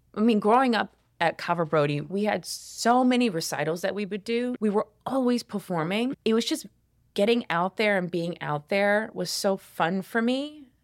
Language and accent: English; Columbia, South Carolina, United States; I grew up in Columbia, South Carolina.